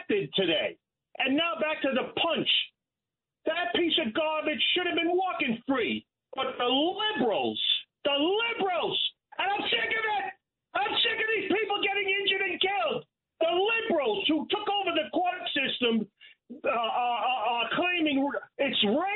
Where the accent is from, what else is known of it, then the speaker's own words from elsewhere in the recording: New York City, New York, United States; I'm from Brooklyn my whole life